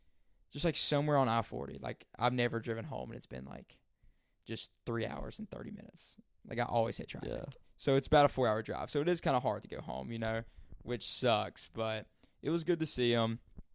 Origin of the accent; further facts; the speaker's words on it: Sandy Mush, North Carolina, United States; where I'm from, I'm outside of city limits. Like, this shit is called Sandy Mush. Constant. I'm from Sandy Mush.